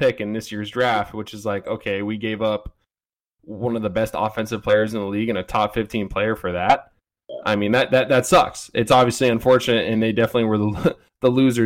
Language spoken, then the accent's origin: English; Oakland, California, United States; born and raised in Oakland.